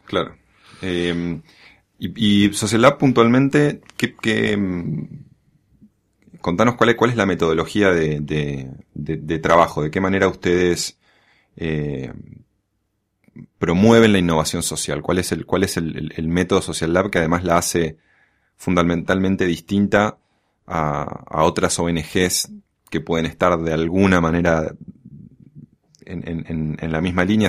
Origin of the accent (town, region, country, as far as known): Argentina